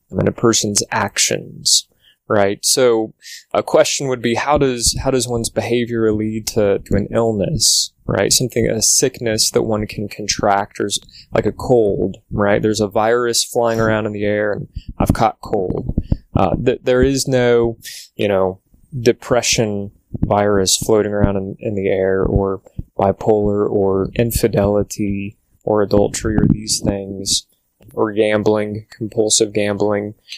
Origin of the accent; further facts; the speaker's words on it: Louisville, Kentucky, United States; I was born and raised in the Louisville, Kentucky area